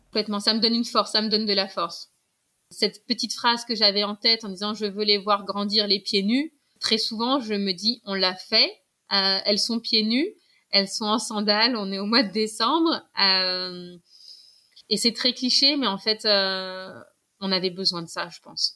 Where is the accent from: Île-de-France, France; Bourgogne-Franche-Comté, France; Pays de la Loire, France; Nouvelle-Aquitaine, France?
Île-de-France, France; Paris; moved away as an adult; now in Guadeloupe, France; J'ai grandi à Paris.